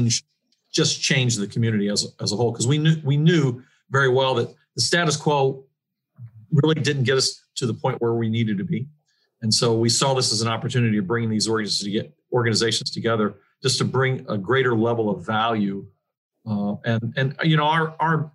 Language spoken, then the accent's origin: English; Tell City, Indiana, United States; also born or lived in Louisville, Kentucky; now in Evansville, United States; I grew up in Tel City and came back to that community